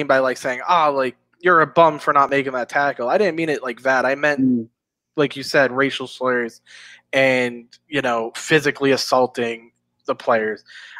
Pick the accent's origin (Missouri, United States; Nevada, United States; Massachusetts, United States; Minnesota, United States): Massachusetts, United States; Boston; I'm from Boston.